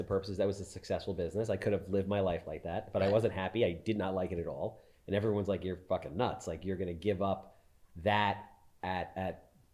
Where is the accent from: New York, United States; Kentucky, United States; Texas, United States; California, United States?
New York, United States; Wantagh; I grew up in Wantagh.